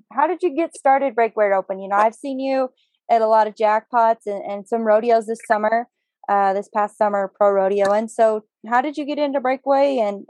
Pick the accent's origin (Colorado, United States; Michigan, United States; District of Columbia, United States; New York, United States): Colorado, United States; now in Texas, United States; I'm from Colorado, moved to Texas